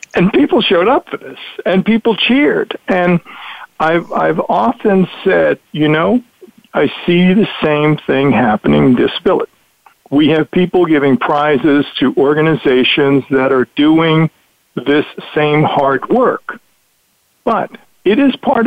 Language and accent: English; New York City, New York, United States; I'm from Brooklyn